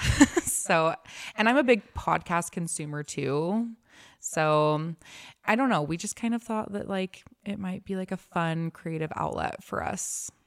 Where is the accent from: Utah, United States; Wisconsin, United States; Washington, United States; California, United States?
Utah, United States; Lehi; I was raised in Lehigh